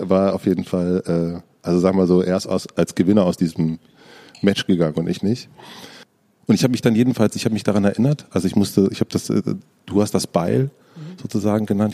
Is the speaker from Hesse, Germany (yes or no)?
no; southern Brandenburg, Germany; now in Berlin, Germany; Ich komme aus Brandenburg